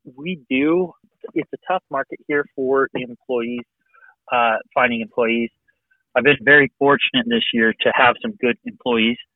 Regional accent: Western Colorado, United States; moved away as an adult; now in Bozeman, United States; I grew up in Western Colorado, grew up doing dirt.

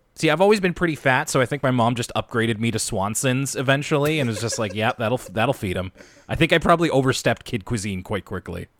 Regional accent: Canada; I'm Canadian

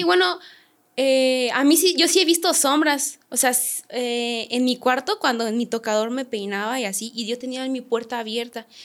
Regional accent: San Luis de la Paz, Guanajuato, Mexico; yo soy de Guanajuato, San Luis de la Paz

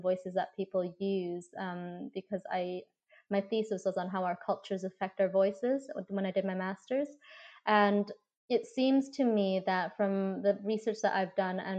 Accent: Canada; I was born and raised in Canada, so I had more of that Western upbringing than if I was raised in Asia.

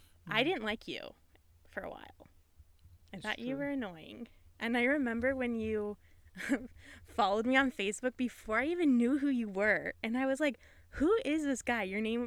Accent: Ohio, United States; I grew up in Ohio.

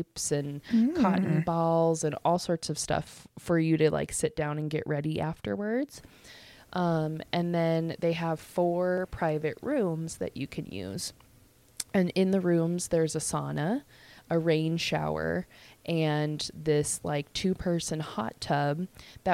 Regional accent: Colorado, United States; where are you from? And I'm like, Colorado

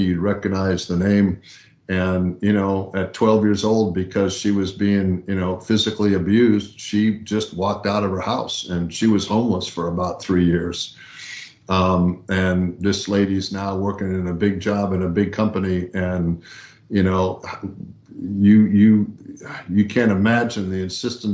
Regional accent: Southern California, United States; I grew up in Southern California

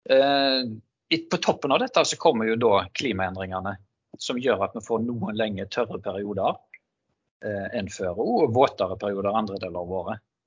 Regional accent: Haugesund, Rogaland, Norway; Jeg er fra Haugesund

